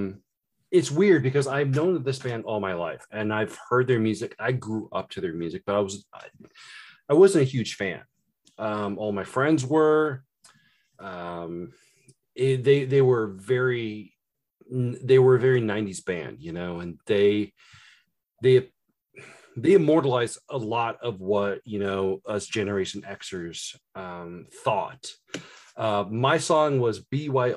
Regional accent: Indiana, United States; I grew up in Indiana. I live in Indiana. I've grown up all my life in Indiana

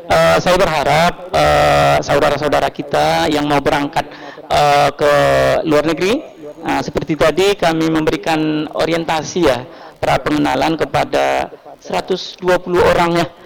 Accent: Medan, North Sumatra, Indonesia; ini karena di kota Medan ya, saya juga putra Medan.

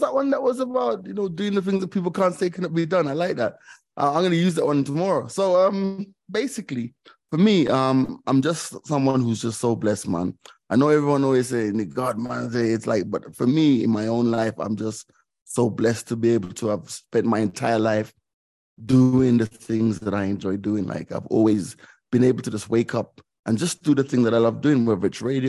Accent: Jamaica; also born or lived in London; And then the second phase of my childhood was growing up in Jamaica, which was a completely different society. It was very, very different from London.

